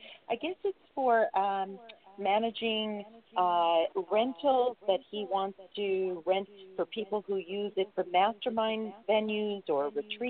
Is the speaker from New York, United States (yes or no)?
yes; New York, United States; also born or lived in Brooklyn; now in California, United States; It's my hometown. That's where I was born and raised.